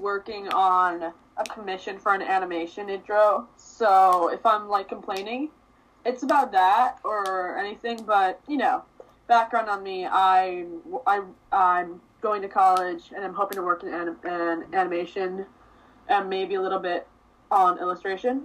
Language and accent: English; East Meadow, New York, United States; I'm from East Meadow